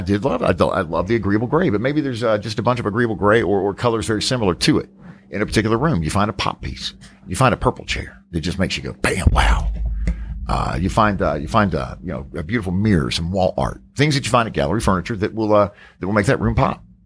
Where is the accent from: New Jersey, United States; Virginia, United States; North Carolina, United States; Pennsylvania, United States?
North Carolina, United States; Charlotte; just outside of, uh, of Charlotte, North Carolina, my hometown.